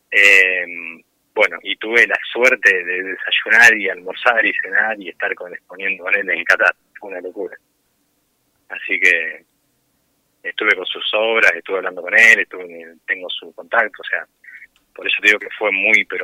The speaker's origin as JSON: {"language": "Spanish", "town": "Pergamino", "region": "Buenos Aires Province", "country": "Argentina", "said": "de Pergamino, sí."}